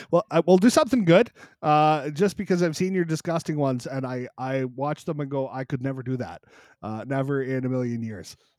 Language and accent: English; Canada; a Canadian creator